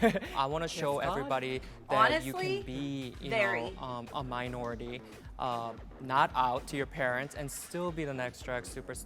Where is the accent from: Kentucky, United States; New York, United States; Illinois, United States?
Illinois, United States; Chicago; I'm 27 years old, and yes. I'm from Chicago, Illinois.